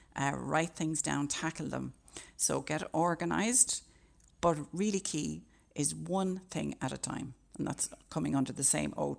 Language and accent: English; Ireland; as Irish people